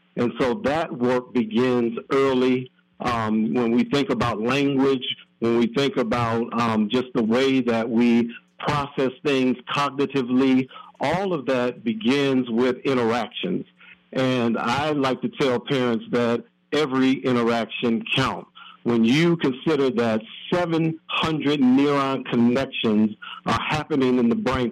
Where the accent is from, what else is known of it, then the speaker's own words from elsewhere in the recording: Minneapolis, Minnesota, United States; I'm born and raised in Minneapolis, grew up on the south